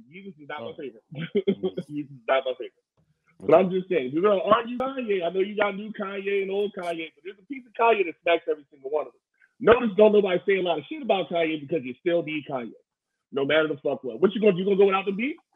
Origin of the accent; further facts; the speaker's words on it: Philadelphia, Pennsylvania, United States; I'm from West Philly.